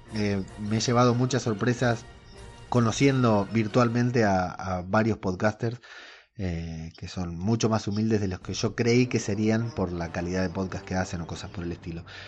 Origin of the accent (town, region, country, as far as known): Argentina